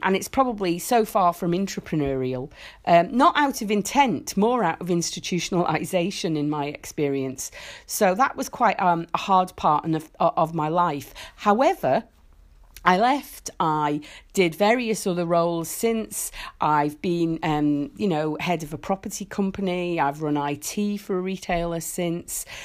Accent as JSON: {"language": "English", "country": "Isle of Man", "tie": "born or raised there", "said": "I grew up in the Isle of Man"}